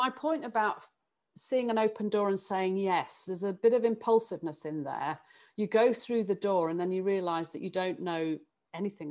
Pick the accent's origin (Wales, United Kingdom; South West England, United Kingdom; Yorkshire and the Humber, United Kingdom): Yorkshire and the Humber, United Kingdom; Sheffield; moved away as an adult; I was born and brought up in Sheffield